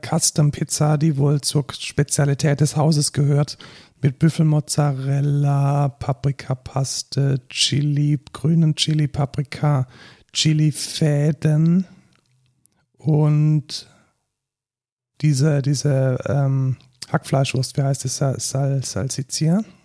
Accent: Germany; als Deutscher

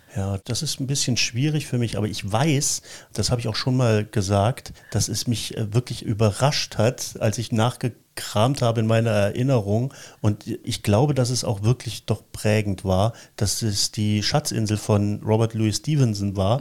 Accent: East Germany, Germany; als ich so in dem Erstlesealter war, mhm. das, äh, zumal in der DDR

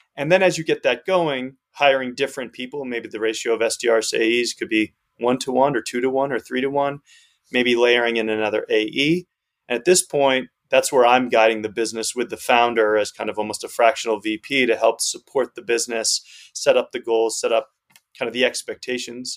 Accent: Northeast United States, United States; moved away as an adult; also born or lived in Amsterdam; I grew up uh, in the Northeast United States

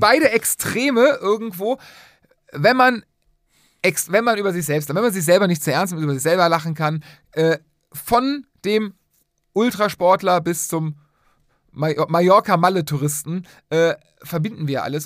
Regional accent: Cologne, North Rhine-Westphalia, Germany; wir sind Rheinländer, wir sind Kölner.

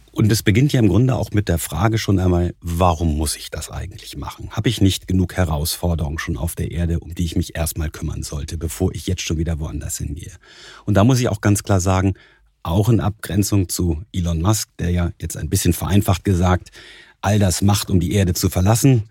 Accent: Husum, Schleswig-Holstein, Germany; moved away as an adult; also born or lived in Kiel / Stuttgart; now in Munich, Germany; seit meinen Kindheitstagen als Norddeutscher in Kiel, auf Kiel gelegt, in Husum aufgewachsen

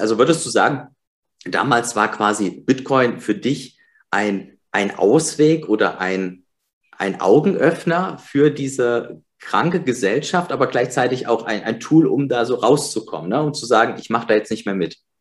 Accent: East Germany, Germany; ich bin im Osten geboren.

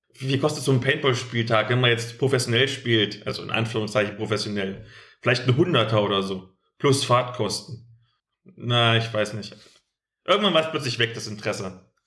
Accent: East Germany, Germany; bei uns im Osten

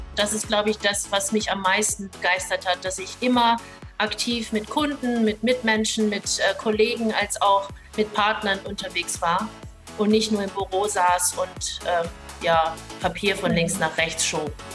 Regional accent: Hamburg, then Lower Saxony, Germany; moved away as an adult; also born or lived in Hong Kong; now in Singapore; Also ich bin ja in Hongkong geboren. Meine Eltern sind dann, ähm, als ich ein Jahr alt war, nach Deutschland gezogen. Wir sind in Hamburg gelandet.

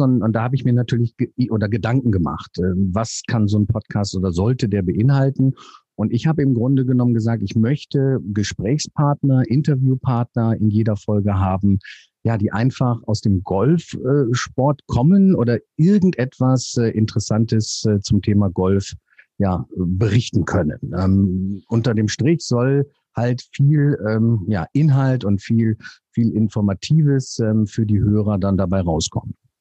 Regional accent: North Rhine-Westphalia, Germany; moved away; also born or lived in south of Hamburg; Ich bin gebürtiger Nordrhein-Westfale

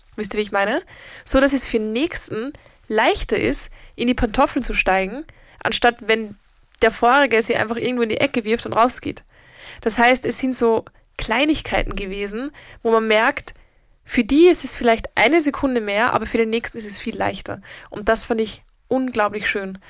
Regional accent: Vienna, Austria; bei uns in Wien

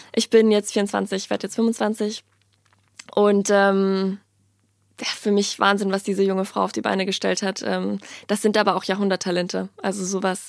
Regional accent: Ingolstadt, Bavaria, Germany; moved away as an adult; also born or lived in Worms; ich bin in Worms geboren und bin dann aber super schnell, ich glaube, ich war ein halbes Jahr, bin ich dann ähm, nach Ingolstadt gezogen mit meiner Familie und bin dann dort zur Schule gegangen

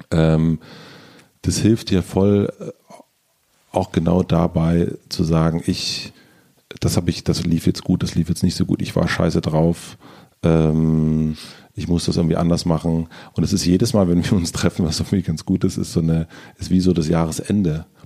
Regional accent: East Germany, Germany; Ich, war, ich bin Ostdeutscher.

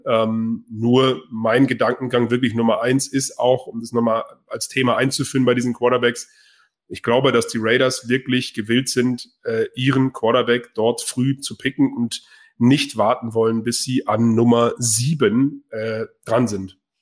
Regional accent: Bavaria, Germany; ich komme auch aus Bayern

